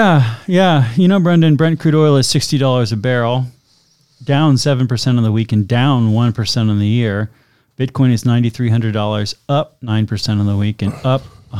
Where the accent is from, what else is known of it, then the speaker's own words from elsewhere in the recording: Worcester, Massachusetts, United States; no, I'm from Worcester. We don't do that. Not today.